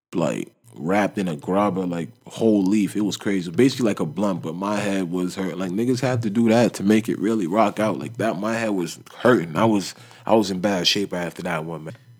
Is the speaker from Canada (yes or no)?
yes; Toronto, Ontario, Canada; when you're from Toronto